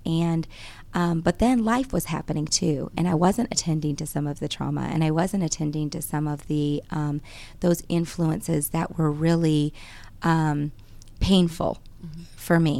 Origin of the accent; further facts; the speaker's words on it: Grand Rapids, Michigan, United States; now in Georgia, United States; I grew up in Michigan, born and raised in Grand Rapids, Michigan